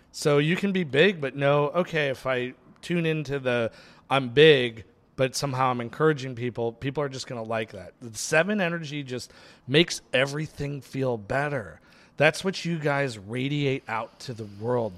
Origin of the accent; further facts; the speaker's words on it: New York, United States; now in Los Angeles, United States; I was born in New York